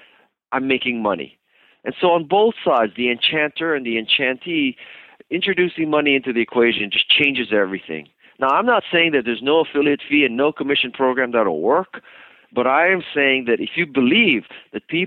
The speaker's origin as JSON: {"language": "English", "region": "Hawaii", "country": "United States", "said": "I'm from Hawaii."}